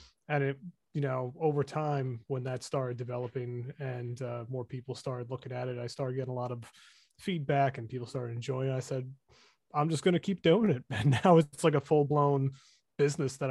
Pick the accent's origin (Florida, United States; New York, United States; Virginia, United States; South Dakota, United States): New York, United States; I'm from New York.